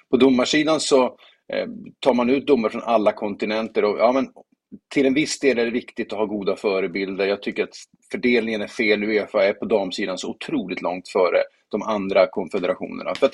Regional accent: Sweden; nu tänker jag inte som svensk, det är klart att man kan vara färgad och påverka

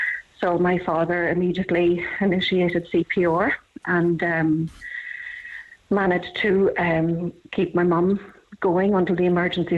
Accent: Cork, Munster, Ireland; So I'm originally from Cork. I have been living up here for the past 19 years.

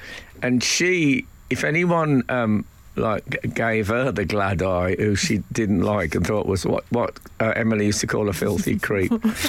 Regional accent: West Midlands, United Kingdom; when I was growing up in the West Midlands

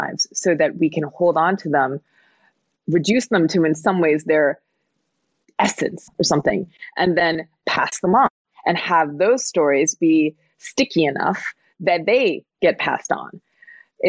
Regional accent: New Jersey, United States; I was born in New Jersey to, you know, immigrant parents

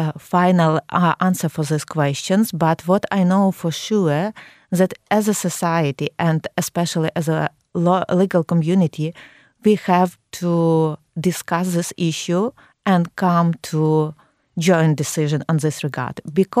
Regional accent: Ukraine

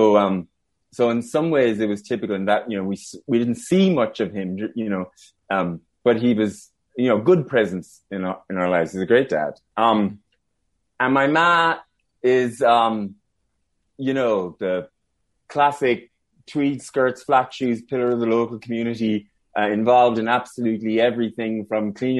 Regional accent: Ballinrobe, Connacht, Ireland; I'm from Ballinrobe, County Mayo, which is South County Mayo

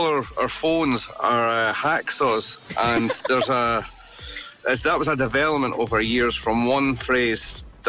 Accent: Scotland, United Kingdom; because we're Scottish, with Scottish slang, we'd pronounce it your dug and bone.

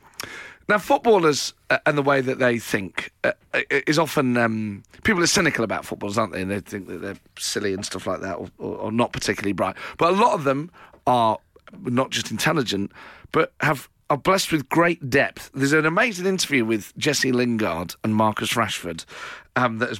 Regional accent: England, United Kingdom; I'm a proud Englishman

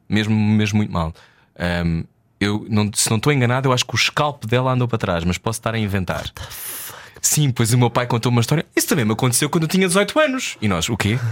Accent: Portugal; como português

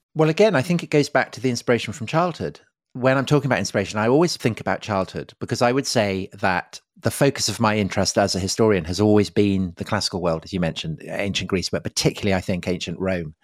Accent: outside Salisbury, South West England, United Kingdom; I grew up outside Salisbury

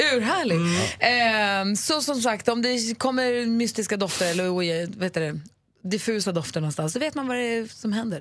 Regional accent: Luleå, Norrbotten County, Sweden; jag är uppvuxen i Luleå

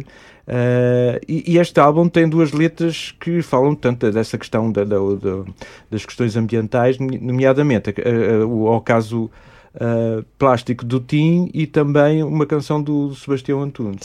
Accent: Mozambique; now in Tomar, Portugal; eu sou moçambicano, nasci em Moçambique

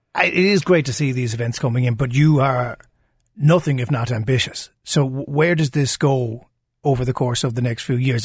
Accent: Cork, Munster, Ireland; we're all from Cork listening right now

